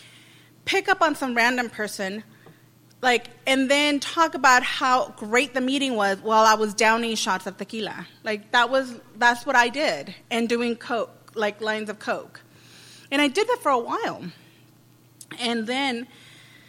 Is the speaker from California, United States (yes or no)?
yes; Los Angeles, California, United States; I'm from East LA.